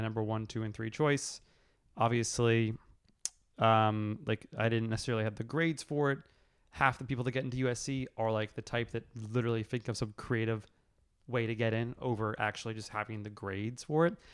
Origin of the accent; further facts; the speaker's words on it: New York City, New York, United States; moved away as an adult; also born or lived in Los Angeles, United States; growing up in New York